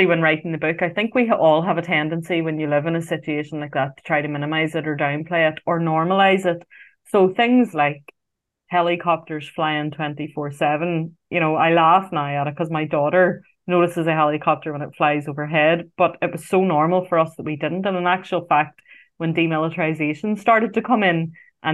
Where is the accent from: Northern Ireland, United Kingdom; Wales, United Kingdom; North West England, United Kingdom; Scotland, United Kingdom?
Northern Ireland, United Kingdom; Belfast; I grew up in West Belfast I was born in 1981.